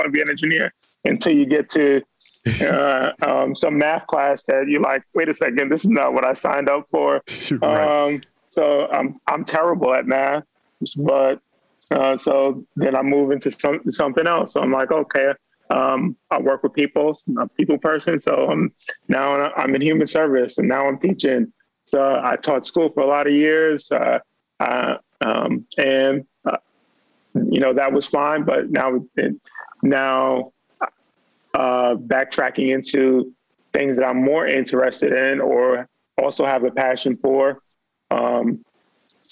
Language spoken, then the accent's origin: English; New York City, New York, United States; now in Baltimore, United States; Born and raised in New York